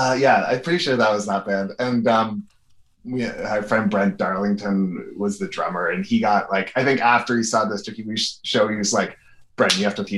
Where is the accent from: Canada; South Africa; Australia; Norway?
Canada; Port Stanley, Ontario; we grew up in Port Stanley, which is half hour south of London, Ontario